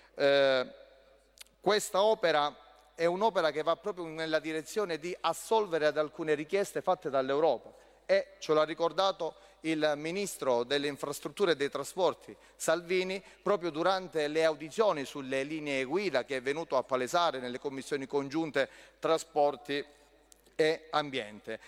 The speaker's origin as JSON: {"language": "Italian", "region": "Calabria", "country": "Italy", "also_born_or_lived": "Messina", "said": "da calabrese che ha studiato a Messina"}